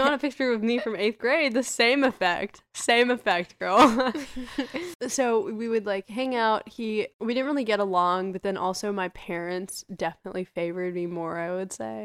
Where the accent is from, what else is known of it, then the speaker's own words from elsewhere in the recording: United States; first generation American